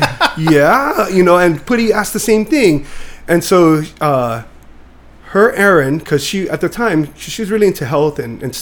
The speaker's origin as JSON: {"language": "English", "town": "Kailua", "region": "Hawaii", "country": "United States", "tie": "born or raised there", "said": "Where I grew up was in Enchanted Lakes"}